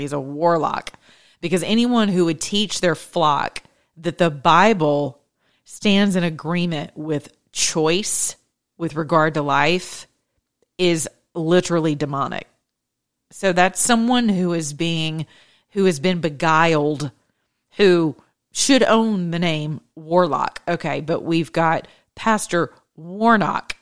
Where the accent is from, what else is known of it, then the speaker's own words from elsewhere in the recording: Georgia, United States; I'm from the Peach State